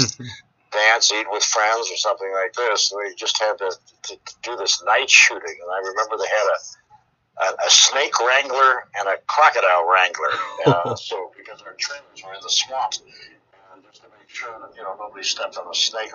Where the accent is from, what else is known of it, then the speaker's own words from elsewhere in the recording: Midwest, United States; moved away as an adult; I was from the Midwest